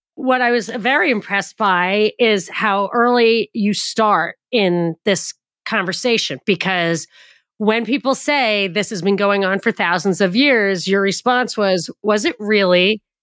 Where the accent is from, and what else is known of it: United States; born or raised there